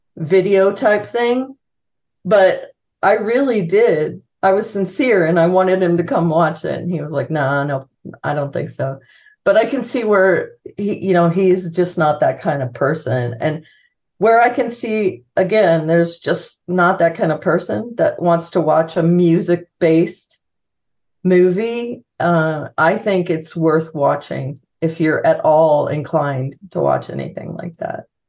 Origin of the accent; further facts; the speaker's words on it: California, United States; moved away; I'm from California